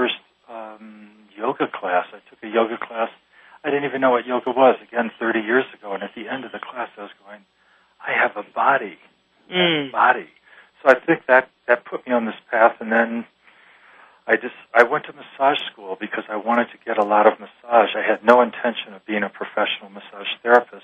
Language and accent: English; Midwest, United States; moved away; I was from the Midwest, and I was a Catholic boy who went to Catholic schools